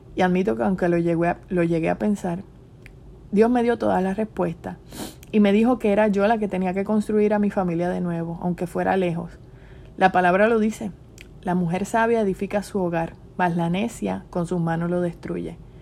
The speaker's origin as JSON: {"language": "Spanish", "country": "Puerto Rico", "moved": "as an adult", "said": "si quiero regresar a mi isla, si no extraño mi casa, las alcapurrias, los bacalaitos, el lechón, la playa."}